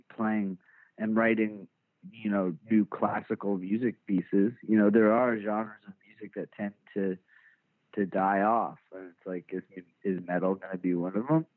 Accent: Richardson, Texas, United States; I was born born and raised in Dallas uh, in like the first suburb north uh, of the Dallas city limits called Richardson

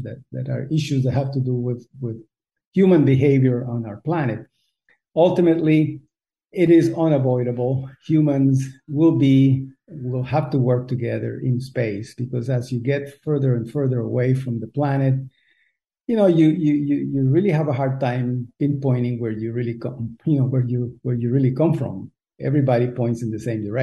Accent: Costa Rica; moved away; also born or lived in United States; I was born in Costa Rica. We don't have a lot of hamburgers here

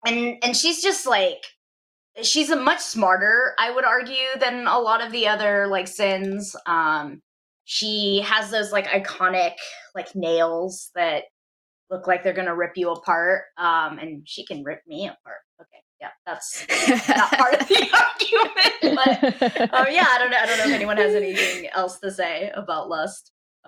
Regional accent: California, United States; I'm from California. We have to say hella at least once, you know.

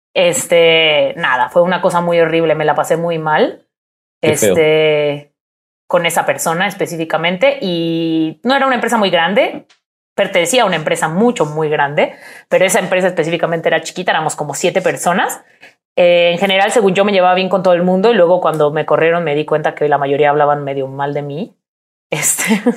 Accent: Puebla, Mexico; moved away as an adult; also born or lived in Mexico City; en mi ciudad. Soy de Puebla.

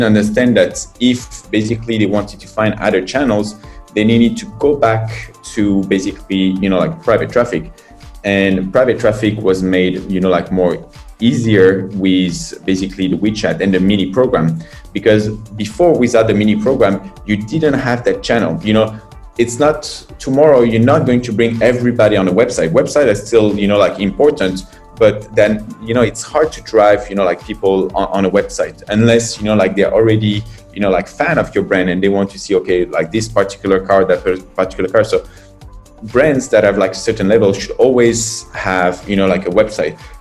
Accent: France; moved away as an adult; now in China

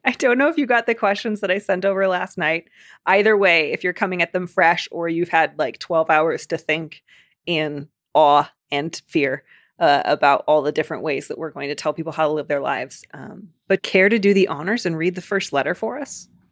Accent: Chicago, Illinois, United States; accent: Chicago; My stupid Chicago accent's gonna come back

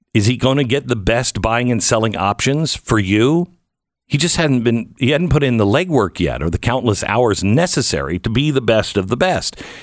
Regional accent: Pacific Northwest, United States; now in Dallas, United States; I grew up in the Pacific Northwest where, you know, the temperatures are moderate

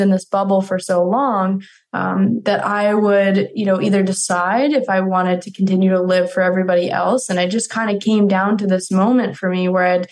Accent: Colorado, United States; growing up in Colorado

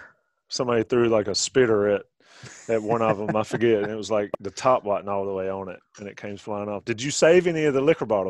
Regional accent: Johnston County, North Carolina, United States; I'm from Johnston County.

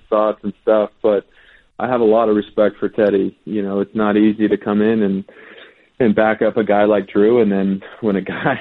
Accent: West Coast, United States; I grew up on the West Coast

